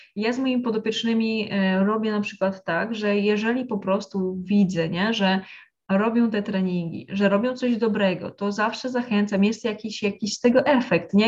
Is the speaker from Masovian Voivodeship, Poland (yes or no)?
no; a village in Lesser Poland, Poland; ja pochodzę z wsi w Małopolsce, z rodziny właśnie e, bardzo katolickiej